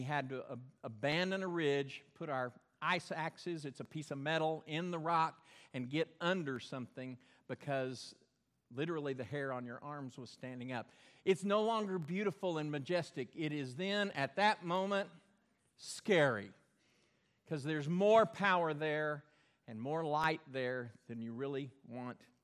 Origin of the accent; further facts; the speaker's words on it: Belton, Texas, United States; moved away; Where I grew up in Belton, there was a dam, Belton Dam, built way up high.